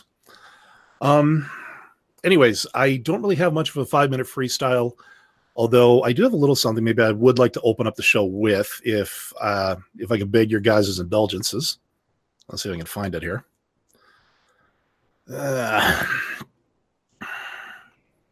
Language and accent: English; Canada; speaking as a Canadian